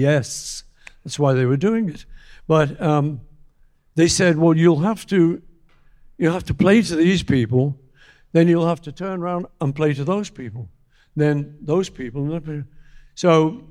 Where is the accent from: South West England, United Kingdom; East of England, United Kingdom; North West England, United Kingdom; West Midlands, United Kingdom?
North West England, United Kingdom; Liverpool; growing up in Liverpool